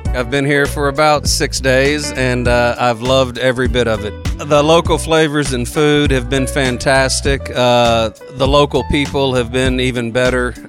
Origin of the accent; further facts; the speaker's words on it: Texas, United States; I'm from Texas, so I'll call it chamomile.